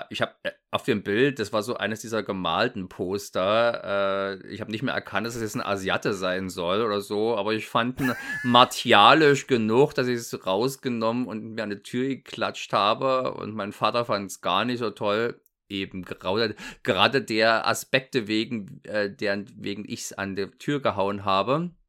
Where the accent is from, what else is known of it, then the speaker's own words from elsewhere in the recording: East Germany, Germany; Ich komme also aus dem Osten, äh, war zu dem Zeitpunkt noch DDR, dementsprechend war ein Bravo ist natürlich nicht leicht ranzukommen